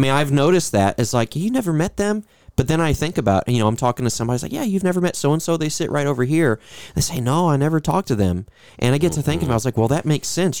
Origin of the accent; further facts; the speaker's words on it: Louisville, Kentucky, United States; in my hometown, a church, a very large church in Louisville